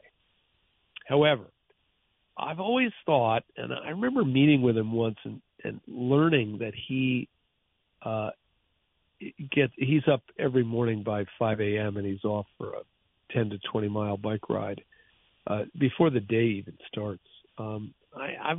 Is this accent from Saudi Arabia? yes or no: no; Vermont, United States; I was from Vermont